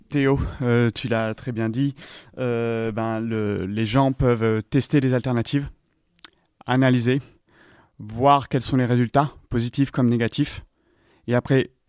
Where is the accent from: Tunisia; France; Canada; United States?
United States; French is a second language; now in Europe; Euh, bah, là où j'ai grandi aux États-Unis, euh, par exemple, le système éducatif était terrible. J'ai appris aucune langue, j'ai rien appris sur le reste du monde en fait.